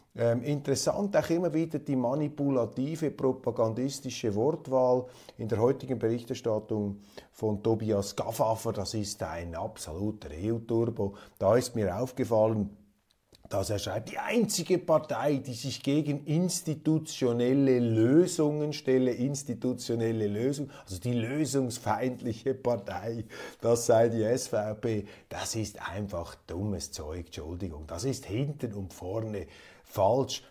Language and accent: German; Kloten, Zurich, Switzerland; ich stamme ja aus Kloten